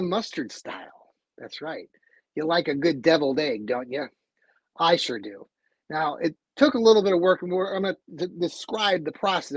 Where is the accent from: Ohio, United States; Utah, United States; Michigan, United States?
Ohio, United States; Cleveland; if we're from Cleveland